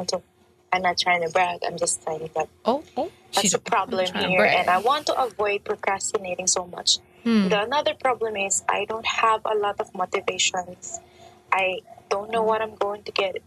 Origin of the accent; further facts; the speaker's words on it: Philippines; I'm from the Philippines